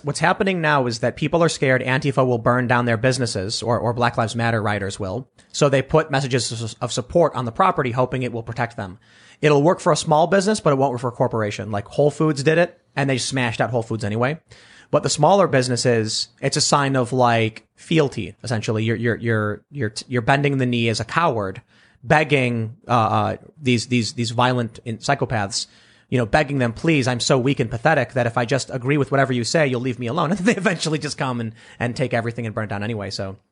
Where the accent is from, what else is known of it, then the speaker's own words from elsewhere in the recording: Chicago, Illinois, United States; where I lived on the south side, it wasn't as crammed as, say, downtown or Manhattan